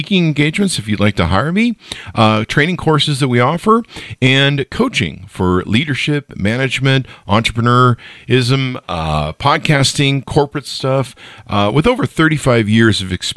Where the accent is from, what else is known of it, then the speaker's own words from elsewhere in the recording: Los Angeles, California, United States; also born or lived in La Crescenta, California; now in Utah, United States; I was born and raised in North Hollywood